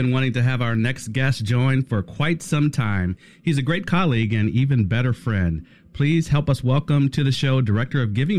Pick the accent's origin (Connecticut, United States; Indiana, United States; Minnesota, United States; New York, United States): Indiana, United States; South Bend; Now, you and I, among the many things we have in common, both grew up around Notre Dame.